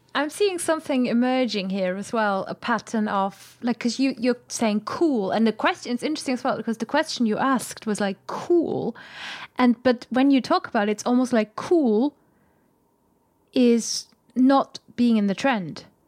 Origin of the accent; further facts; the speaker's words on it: Germany; moved away; I'm from Germany.